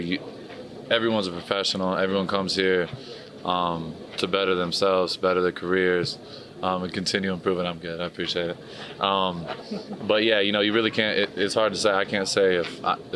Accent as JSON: {"language": "English", "region": "Michigan", "country": "United States", "tie": "born or raised there", "moved": "yes", "said": "when I grew up in Michigan"}